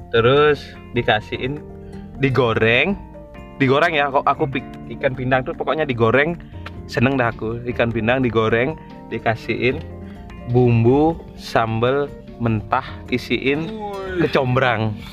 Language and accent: Indonesian; Bali, Indonesia; tapi kalau aku emang sukanya uh, makanan daerah makananku ya daerahku dari Bali